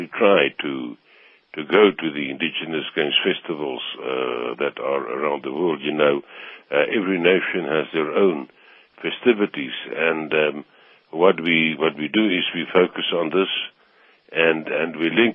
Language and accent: English; South Africa; My pride is being South African